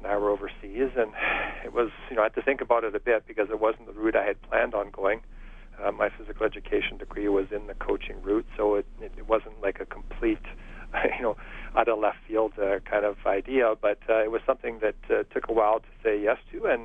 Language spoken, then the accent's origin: English; Edmonton, Alberta, Canada; I grew up in Belvedere, a community in northeast Edmonton